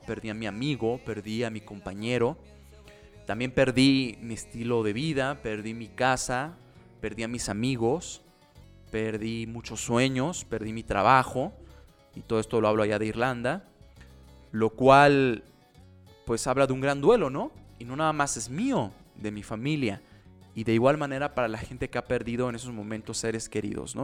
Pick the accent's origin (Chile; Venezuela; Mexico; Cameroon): Mexico; Soy mexicano